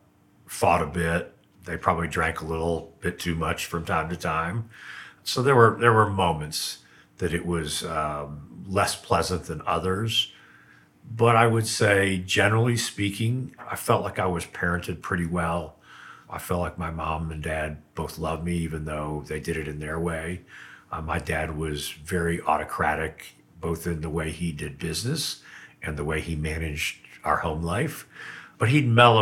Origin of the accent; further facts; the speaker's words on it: Texas, United States; also born or lived in Corning, New York / Painted Post, New York; I spent a long time in Texas. I identify with being a Texan. I moved there when I was five and lived there for many